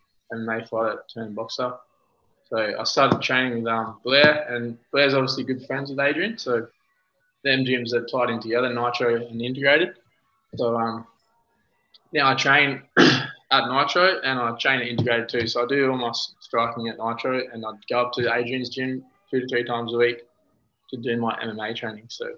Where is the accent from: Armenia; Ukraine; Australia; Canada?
Australia; Launceston, Tasmania; I grew up in Tassie, Launceston, Tasmania